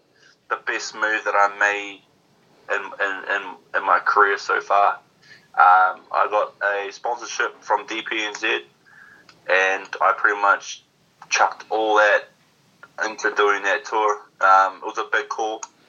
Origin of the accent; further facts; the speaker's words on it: New Zealand; especially being, you know, the top Kiwi boy in New Zealand, on New Zealand soil.